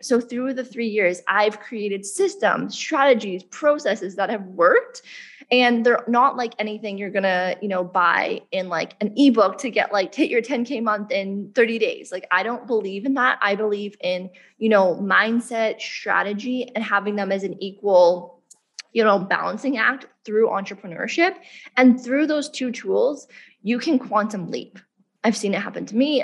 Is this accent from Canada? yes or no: yes; Canada; moved away as an adult; now in Bali, Indonesia; I grew up in Canada